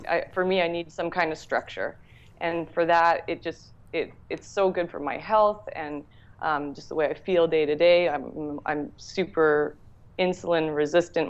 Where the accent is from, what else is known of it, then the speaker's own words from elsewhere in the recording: Toronto, Ontario, Canada; also born or lived in Whistler, British Columbia; now in Toronto, Canada; I grew up in the Toronto area and I moved out to uh, Whistler, British Columbia when I was 18